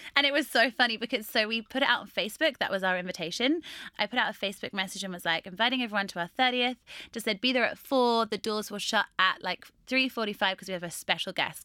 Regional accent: Norwich, East of England, United Kingdom; I train most of my clients in my hometown in Norwich

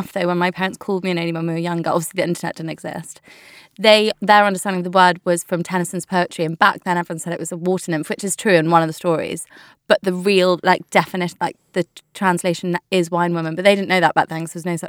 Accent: North West England, United Kingdom; also born or lived in Leicester; I grew up from my earliest memories. I can remember I grew up in the Lake District.

